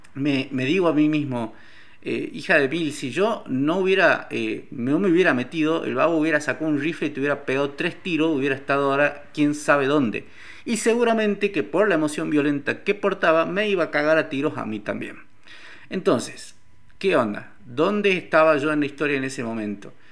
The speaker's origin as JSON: {"language": "Spanish", "region": "Salta", "country": "Argentina", "said": "soy de Salta"}